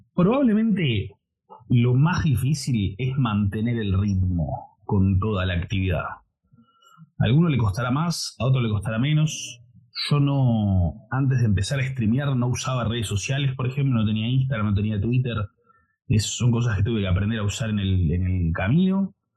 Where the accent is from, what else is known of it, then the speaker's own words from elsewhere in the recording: Buenos Aires, Argentina; soy de Argentina, de Buenos Aires